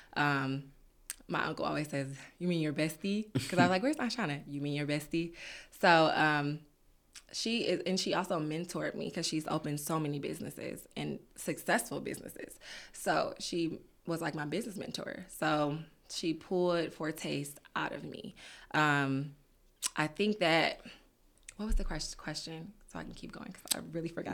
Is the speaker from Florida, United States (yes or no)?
no; Detroit, Michigan, United States; also born or lived in Peoria, Illinois; raised in Detroit